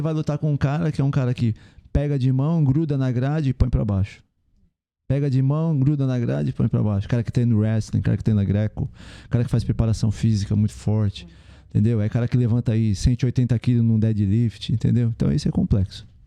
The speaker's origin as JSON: {"language": "Portuguese", "region": "São Paulo", "country": "Brazil", "said": "a gente é de São Paulo"}